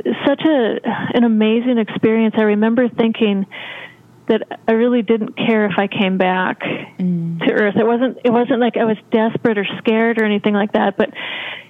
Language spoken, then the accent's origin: English; Grand Marais, Minnesota, United States; now in Los Angeles, United States; I was raised in Minnesota in a very small town called Grand Marais, right on the edge of Lake Superior and Canada, and I now live in Los Angeles